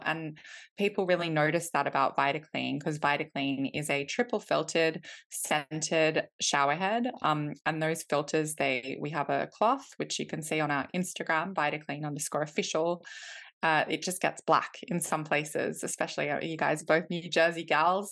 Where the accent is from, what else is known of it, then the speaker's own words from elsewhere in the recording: Australia; moved away as an adult; now in London, United Kingdom; I am originally from Australia. I grew up in Australia, but my mum is from Iceland